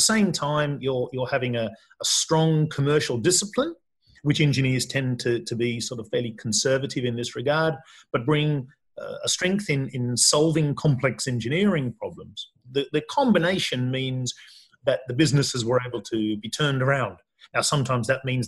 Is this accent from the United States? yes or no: no; Australia; now in United Kingdom; I'm Australian like yourself, but also a resident of the UK.